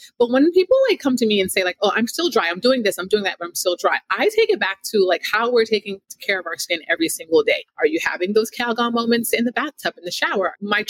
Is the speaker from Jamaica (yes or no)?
yes; Jamaica; I'm a Jamaican, raised by a Jamaican mom with like a lip gloss, a Mary Kay lipstick, and a Vaseline.